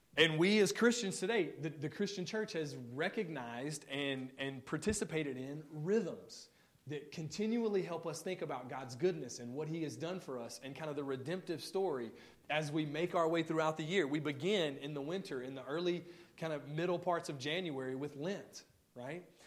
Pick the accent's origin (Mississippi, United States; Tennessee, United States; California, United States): Mississippi, United States; moved away; I'm from Mississippi originally